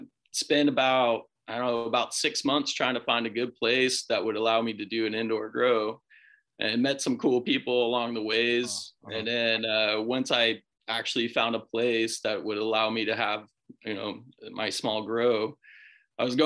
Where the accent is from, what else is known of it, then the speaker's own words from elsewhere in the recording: Temecula, California, United States; moved away as an adult; also born or lived in Humboldt, California; I grew up in Southern California as well, in Temecula